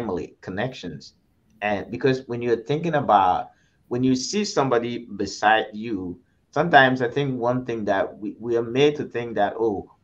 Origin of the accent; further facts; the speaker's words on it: Ghana; moved away; I grew up in Ghana.